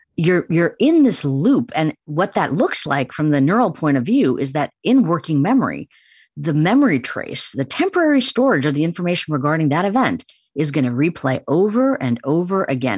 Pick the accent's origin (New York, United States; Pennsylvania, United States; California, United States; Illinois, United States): Illinois, United States; Chicago; I grew up in Chicago, but have very much Indian tradition permeated my upbringing